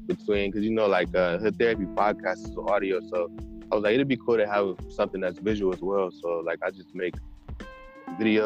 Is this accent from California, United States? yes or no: no; Cleveland, Ohio, United States; I'm from Cleveland, Ohio